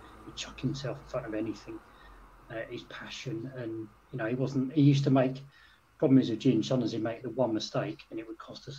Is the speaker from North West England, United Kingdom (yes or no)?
no; St Albans, East of England, United Kingdom; I'm from St Albans, so I'm not far from Luton and stuff, but so I grew up with a lot of Luton fans